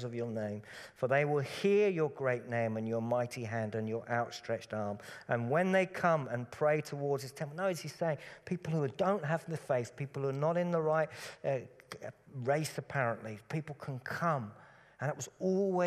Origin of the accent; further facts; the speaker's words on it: Cambridgeshire, East of England, United Kingdom; When I grew up in Cambridgeshire, Cambridgeshire is very, very flat, very, very boring countryside